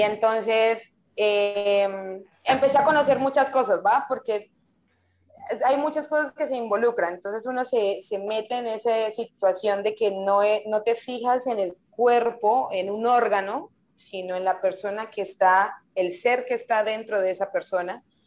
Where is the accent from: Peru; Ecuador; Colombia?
Colombia; moved away as an adult; also born or lived in Bucaramanga / Taganga / Playa del Carmen; now in Mexico; Cuando me vine para México, salí de Colombia